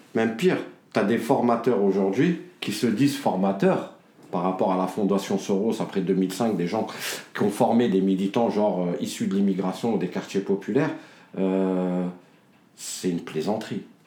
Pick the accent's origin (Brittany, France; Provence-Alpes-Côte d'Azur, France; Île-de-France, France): Île-de-France, France; Dammarie-lès-Lys; now in Choisy-le-Roi, France; il y a des petites villes comme chez nous, à Damarie, c'est 28 000 habitants